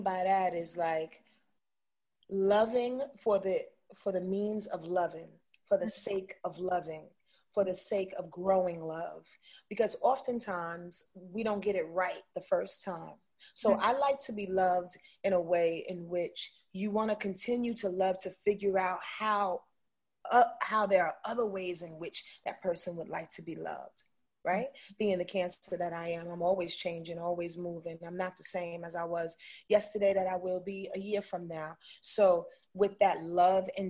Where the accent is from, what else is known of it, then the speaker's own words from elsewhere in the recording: Yonkers, New York, United States; I'm from Yonkers, New York